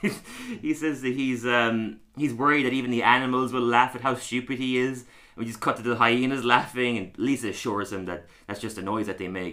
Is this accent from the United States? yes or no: no; Tralee, Munster, Ireland; now in London, United Kingdom; I'm also from Tralee.